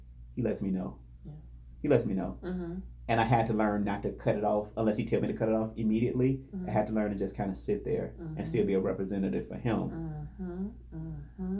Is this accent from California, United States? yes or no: no; Gary, Indiana, United States; I'm from the Midwest. I'm from Gary, Indiana